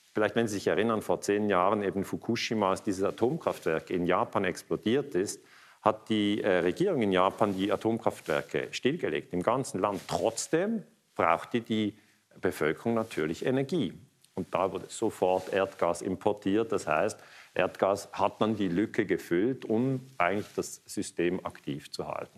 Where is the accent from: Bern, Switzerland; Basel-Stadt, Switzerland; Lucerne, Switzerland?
Basel-Stadt, Switzerland; Basel; ich komme aus Basel